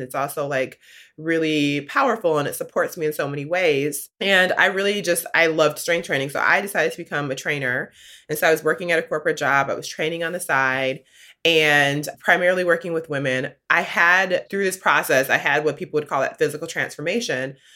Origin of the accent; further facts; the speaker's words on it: Midwest, United States; I grew up in the Midwest